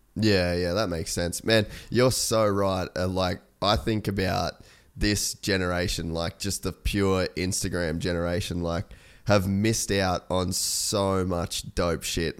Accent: Australia; I'm Australian

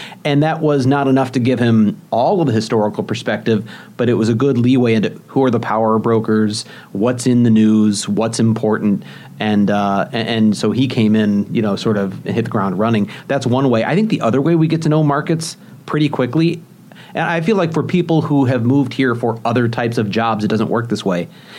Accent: St. Louis, Missouri, United States; moved away; also born or lived in Des Moines / Kansas City; I've moved around many times in the business, mostly in the Midwest, well, pretty much all in the Midwest. I mean, I grew up in St. Louis. I lived in Des Moines, Kansas City. I'm here now.

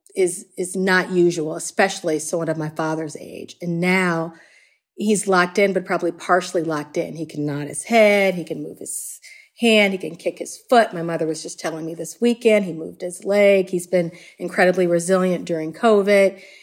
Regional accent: Chicago, Illinois, United States; I grew up in the city of Chicago. Uh, I grew up in Hyde Park.

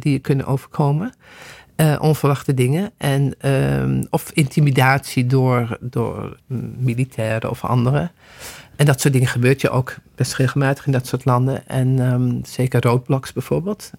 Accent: Netherlands; als Nederlanders

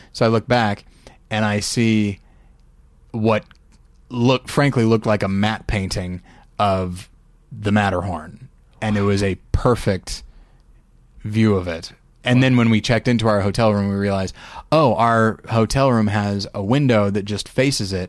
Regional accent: United States; proud of being an American

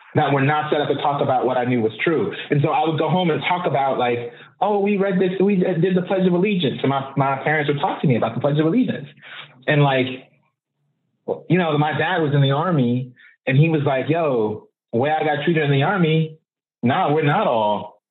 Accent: Oakland, California, United States; I'm from Oakland and I'm third, second generation. My mother was born and raised here. I was born and raised here

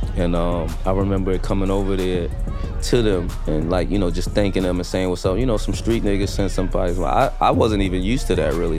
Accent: New York City, New York, United States; I'm coming from Brooklyn, the hood

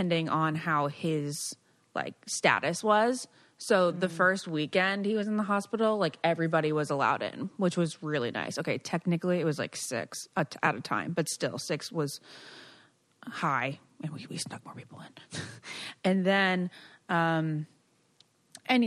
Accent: Virginia, United States; moved away as an adult; also born or lived in Los Angeles, United States; now in Rhode Island, United States; I'm from Virginia, but I live in Rhode Island

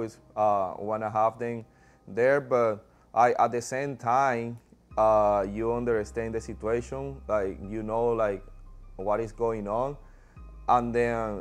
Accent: Venezuela; moved away; growing up playing baseball back home in Venezuela.

